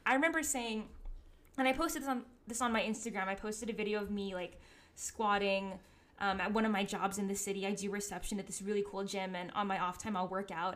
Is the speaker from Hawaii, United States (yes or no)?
yes; Hawaii, United States; moved away; Growing up in Hawaii